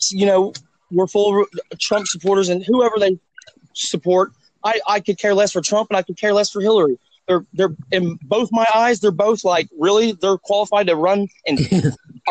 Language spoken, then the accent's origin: English; Nebraska, United States; now in Oklahoma, United States; I'm originally from Nebraska